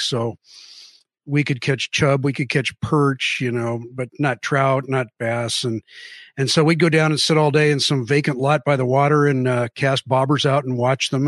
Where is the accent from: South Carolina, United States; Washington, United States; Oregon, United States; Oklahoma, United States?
Washington, United States; Mercer Island; also born or lived in Seattle; I was born in Seattle, raised on Mercer Island